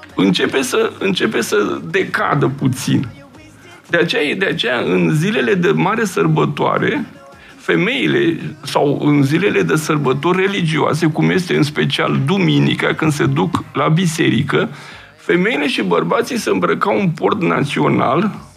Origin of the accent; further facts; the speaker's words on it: Romania; ca român simt uh, ceea ce am, aș, aș putea spune, uh, am un sentiment așa de patriotism, adică că uh, aparțin unei țări și unui popor